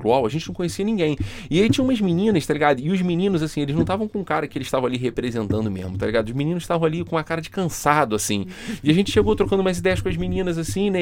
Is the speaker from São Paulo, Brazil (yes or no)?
no; Rio de Janeiro, Brazil; a gente é do Rio de Janeiro